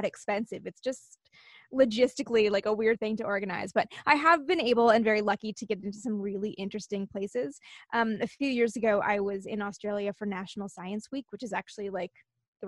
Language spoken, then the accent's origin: English; Canada; I'm from Canada